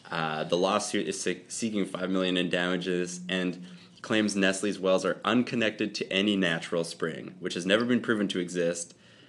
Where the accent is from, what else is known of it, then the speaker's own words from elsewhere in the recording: Canada; we're Canadian.